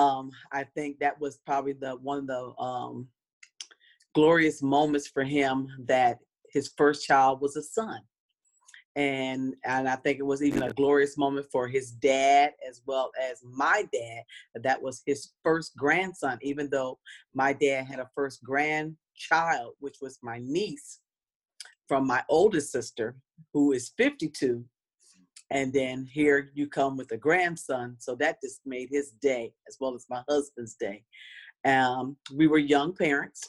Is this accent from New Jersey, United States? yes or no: yes; Trenton, New Jersey, United States; moved away as an adult; now in California, United States; I'm from the East Coast, Trenton, New Jersey.